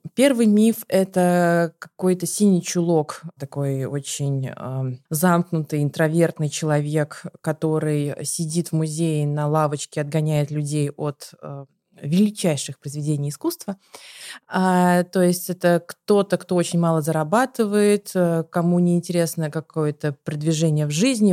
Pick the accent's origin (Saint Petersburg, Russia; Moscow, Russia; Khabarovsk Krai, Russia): Saint Petersburg, Russia; я еще из Петербурга